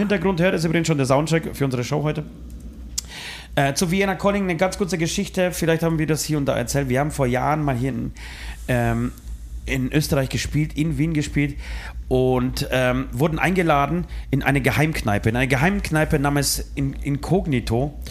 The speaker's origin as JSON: {"language": "German", "country": "Poland", "moved": "yes", "said": "ich als Pole"}